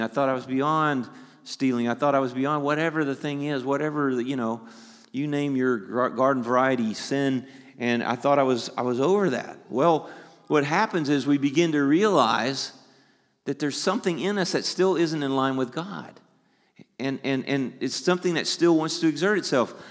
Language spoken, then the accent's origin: English; the South, United States; I'm from the South.